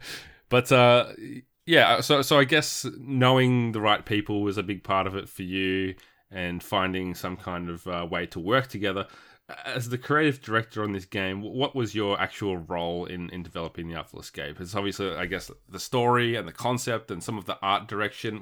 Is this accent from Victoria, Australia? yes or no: yes; Warrnambool, Victoria, Australia; also born or lived in Geelong; growing up in Warrnambool